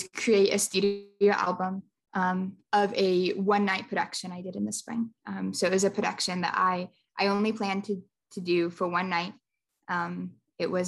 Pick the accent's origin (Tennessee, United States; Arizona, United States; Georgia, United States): Tennessee, United States; Franklin; I'm from Franklin, Tennessee, which is just south of Nashville.